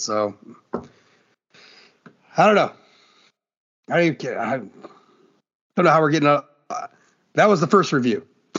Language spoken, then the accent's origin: English; Fort Wayne, Indiana, United States; born there; now in Ohio, United States; Well, I was not born in Ohio. I was born in Fort Wayne. And moved here on January 1st, 1989.